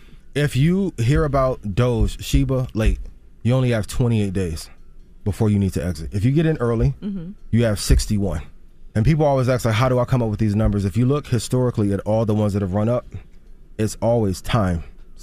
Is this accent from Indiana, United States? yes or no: yes; East Chicago, Indiana, United States; where I grew up, I'm from East Chicago, Indiana. Grew up 5 minutes from Gary.